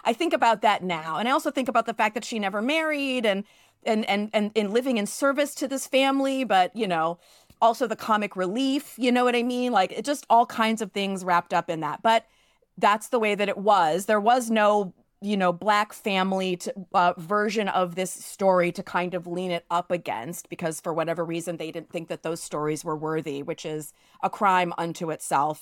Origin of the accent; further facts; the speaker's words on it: New York City, New York, United States; growing up in New York City